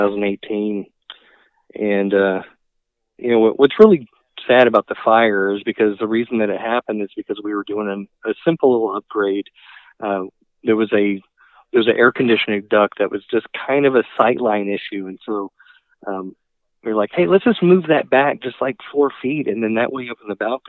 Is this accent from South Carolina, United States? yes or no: no; College Station, Texas, United States; moved away as an adult; now in Boise, United States; I grew up in Bryan College Station, Texas